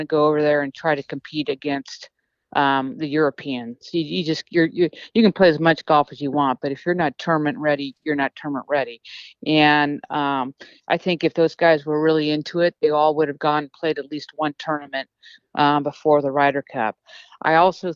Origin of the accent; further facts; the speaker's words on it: United States; being American